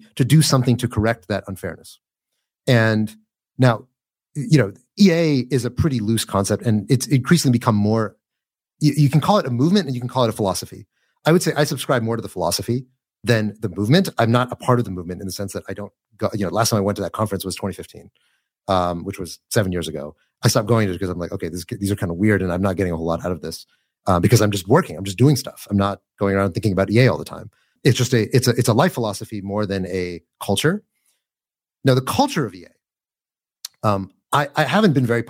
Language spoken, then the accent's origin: English; United States; I'm American